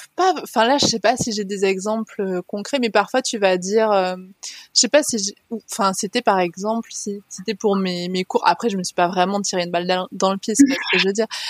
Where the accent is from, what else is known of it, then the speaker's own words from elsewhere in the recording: France; also born or lived in Haute-Savoie; now in Var, France; j'ai grandi dans les, dans les Pyrénées, dans les montagnes